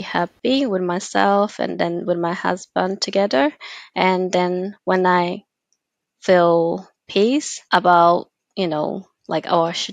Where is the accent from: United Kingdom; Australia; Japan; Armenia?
Japan; I'm from Japan.